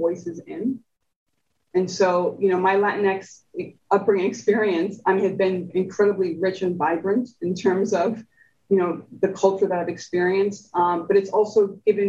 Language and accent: English; New Jersey, United States; born or raised there; first language Spanish; English is a second language